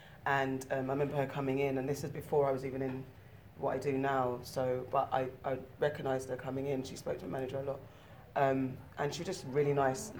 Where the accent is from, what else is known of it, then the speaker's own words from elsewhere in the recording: Ghana; I'm West African, I'm Ghanaian